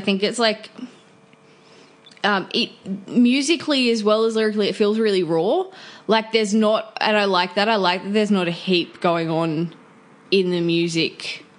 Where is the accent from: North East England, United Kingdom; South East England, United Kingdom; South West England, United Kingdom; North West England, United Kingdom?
North East England, United Kingdom; Newcastle; I am a musician from Newcastle.